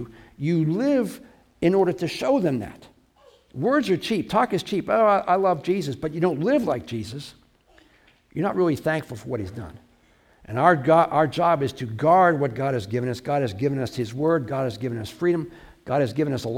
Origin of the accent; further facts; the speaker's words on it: United States; I'm an American. I'm not a German American. I'm not an Irish American. I'm an American